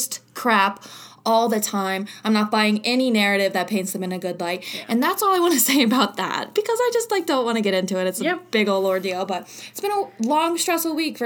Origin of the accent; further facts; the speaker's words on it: Covington, Kentucky, United States; I am from Covington, Kentucky. So I grew up down the street from Covington Catholic High School